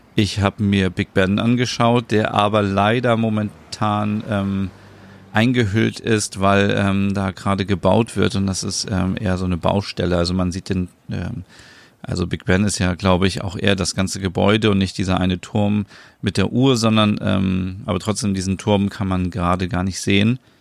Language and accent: German; Northern Germany, Germany; hier bei uns in Norddeutschland